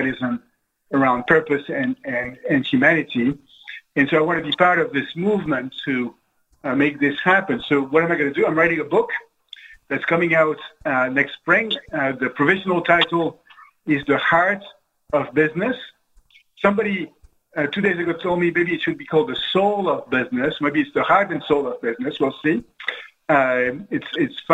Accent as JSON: {"language": "English", "country": "France", "tie": "born or raised there", "moved": "yes", "lives_now": "United States", "said": "I didn't grow up in this country. I grew up in France."}